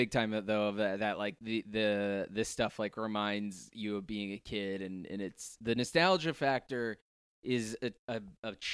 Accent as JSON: {"language": "English", "region": "New Jersey", "country": "United States", "tie": "born or raised there", "said": "it gets me thinking about and missing a kid again, being a kid again, and growing up in Jersey."}